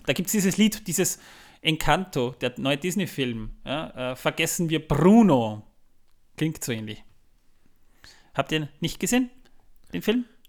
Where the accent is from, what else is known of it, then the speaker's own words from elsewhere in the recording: Austria; bei uns in Österreich